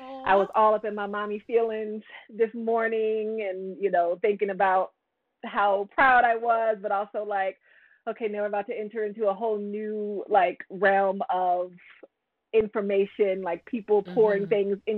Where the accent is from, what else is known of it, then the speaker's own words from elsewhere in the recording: Virginia, United States; For the second half of my childhood, I came up to Northern Virginia. So that got me into the DMV area, and grew up right around Dulles Airport, and went away for all my schooling and then came back. And now I'm in Maryland.